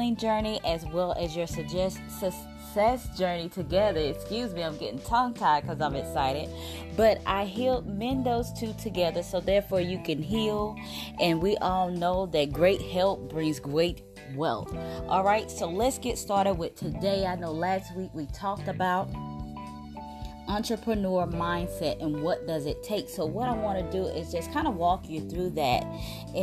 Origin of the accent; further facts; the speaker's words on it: South Mississippi, United States; Growing up in South Mississippi, everything was working in a factory